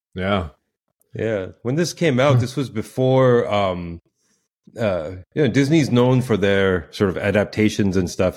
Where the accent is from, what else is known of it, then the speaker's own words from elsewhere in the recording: Pakistan; moved away; I grew up in in Pakistan